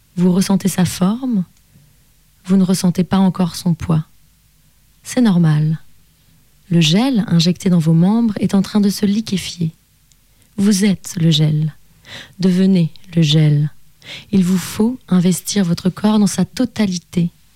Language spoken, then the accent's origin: French; Annecy, Auvergne-Rhône-Alpes, France; j'ai grandi à Annecy